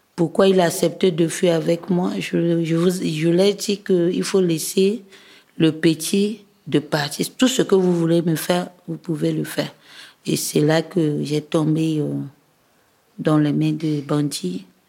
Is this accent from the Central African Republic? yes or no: yes; Bouca, Ouham, Central African Republic; now in Bangui, Central African Republic; mon village natal qui est Bouka. C'est dans la préfecture de Loam